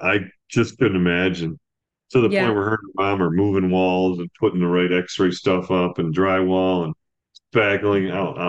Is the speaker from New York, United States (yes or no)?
yes; upstate New York, United States; also born or lived in Tampa, Florida / Poughkeepsie, New York; when I was born in Tampa, then to Poughkeepsie, and then to upstate New York, my mom told my dad, no more moving. And so I grew up stable.